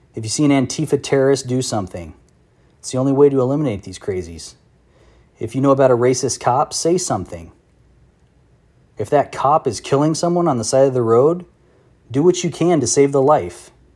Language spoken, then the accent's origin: English; United States; I'm just an American.